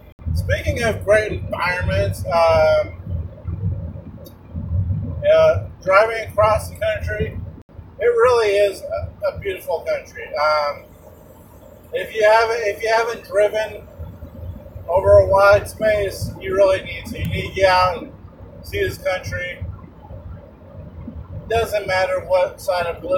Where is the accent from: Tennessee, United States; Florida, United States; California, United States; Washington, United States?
Washington, United States; moved away as an adult; also born or lived in Oklahoma; my home state of Washington, getting the family moved in with me. We'll get all settled up there as a family. I'm originally from the area